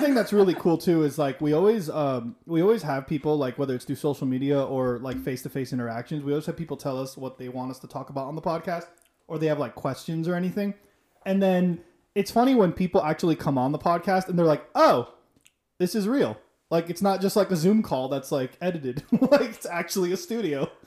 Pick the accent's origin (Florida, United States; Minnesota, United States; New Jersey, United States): Florida, United States; Miami; I'm from Miami